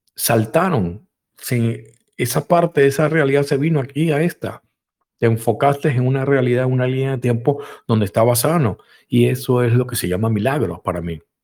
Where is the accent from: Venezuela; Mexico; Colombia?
Venezuela; En Venezuela también, en mi país donde nací